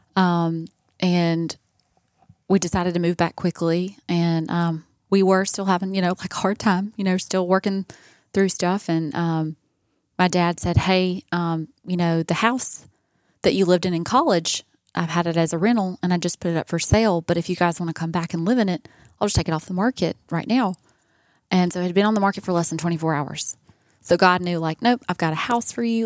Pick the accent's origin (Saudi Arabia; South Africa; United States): United States; Columbus, Georgia; moved away; also born or lived in California; I'm from Columbus